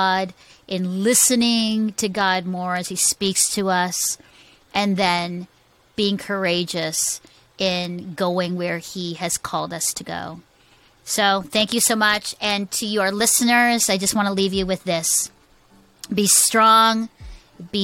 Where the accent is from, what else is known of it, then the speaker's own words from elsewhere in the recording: Philippines; I'm a Filipino woman